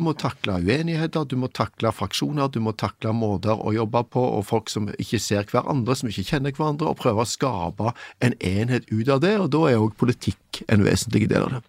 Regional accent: Stavanger, Vestlandet, Norway; moved away; jeg vokste opp på Vestlandet med en skamkultur rundt meg

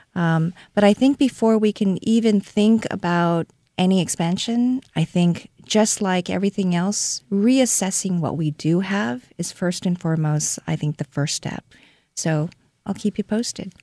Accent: Seoul, South Korea; now in Saint Louis, United States; I was born and raised in Seoul, South Korea

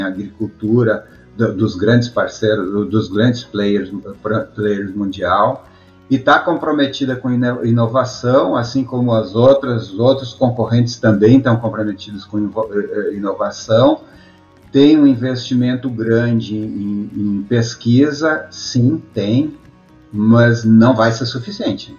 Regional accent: Brazil; moved away as an adult; now in United States; eu sou um estrangeiro, estou aqui, no, aqui nos Estados Unidos

